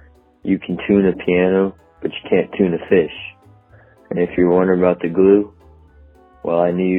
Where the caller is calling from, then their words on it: Melbourne, Florida, United States; calling from Melbourne, Florida.